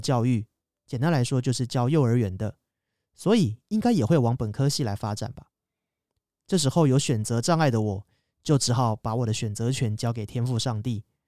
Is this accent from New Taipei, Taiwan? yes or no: no; Kaohsiung, Taiwan; moved away as an adult; 未来打算就回高雄找工作